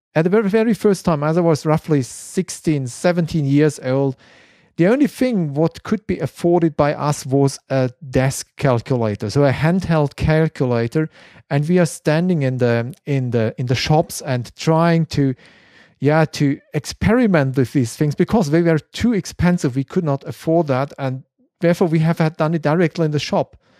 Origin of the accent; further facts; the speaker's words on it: Konstanz, Baden-Württemberg, Germany; English is a second language; my hometown at Constance